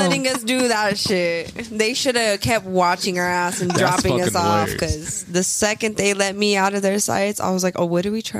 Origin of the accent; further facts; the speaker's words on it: Tucson, Arizona, United States; I grew up in Savaco on the west side